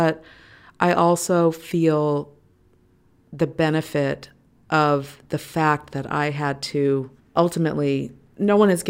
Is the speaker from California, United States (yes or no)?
yes; Los Angeles, California, United States; I feel very fortunate that I grew up in Hollywood. I say Hollywood, it's actually Los Feliz